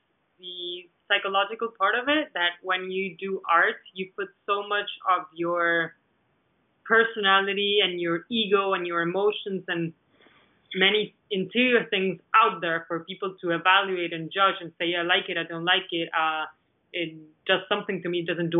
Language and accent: English; Argentina; English is a second language; moved away as an adult; because I was coming from Argentina where I already knew the galleries. I had my gallery there. I knew many artists.